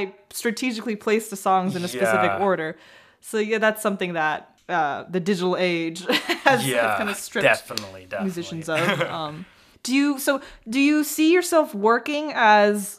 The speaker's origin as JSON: {"language": "English", "town": "Taipei", "country": "Taiwan", "tie": "born or raised there", "said": "The radio station that I grew up listening to in Taipei"}